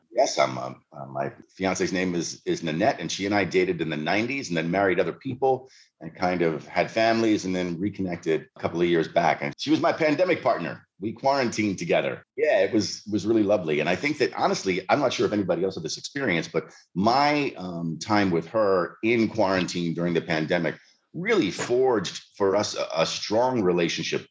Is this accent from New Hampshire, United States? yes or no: no; Alexandria, Virginia, United States; moved away as an adult; now in Richmond, United States; turning into a little bit older than a juvenile delinquent in Alexandria.